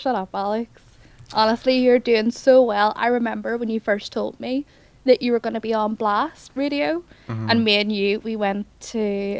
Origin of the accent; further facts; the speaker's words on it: Belfast, Northern Ireland, United Kingdom; moved away as an adult; now in Aberystwyth, United Kingdom; The main reason that I moved back from Wales is because I hate my family and I hate my friends. I hate Belfast. It's trash.